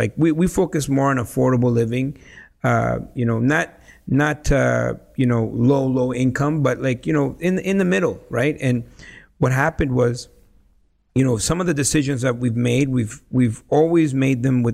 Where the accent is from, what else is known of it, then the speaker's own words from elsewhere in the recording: El Salvador; also born or lived in Nicaragua; now in Canada; I grew up in Latin America, in war-torn El Salvador, and then we had to move to another country, and a communist country, Nicaragua